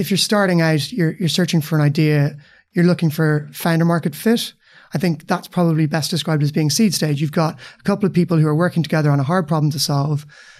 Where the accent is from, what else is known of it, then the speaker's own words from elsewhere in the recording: Dublin, Leinster, Ireland; Yeah, you're right. I grew up in Dublin. Started out as a lawyer, actually.